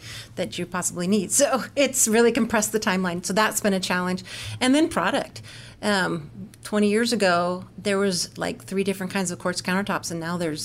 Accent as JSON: {"language": "English", "town": "Corvallis", "region": "Oregon", "country": "United States", "tie": "born or raised there", "moved": "as an adult", "lives_now": "St. Louis, United States", "said": "I grew up in the Pacific Northwest, so Oregon"}